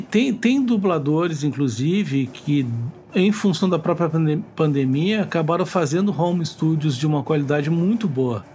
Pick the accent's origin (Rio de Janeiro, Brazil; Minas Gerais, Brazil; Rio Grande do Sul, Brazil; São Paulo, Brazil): Rio Grande do Sul, Brazil; accent: gaúcho